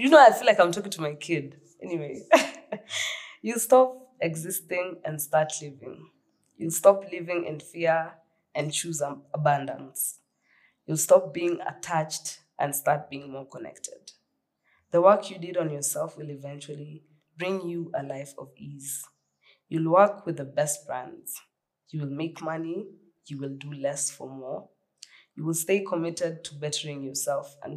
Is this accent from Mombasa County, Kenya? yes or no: no; Nairobi, Kenya; I grew up in Kariobangi North